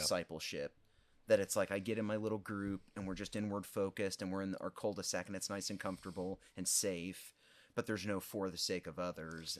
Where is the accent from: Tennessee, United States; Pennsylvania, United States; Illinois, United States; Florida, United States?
Illinois, United States; Olney; moved away as an adult; also born or lived in Wheaton, Illinois; now in Effingham, United States; born and raised in Olney, home of the white squirrels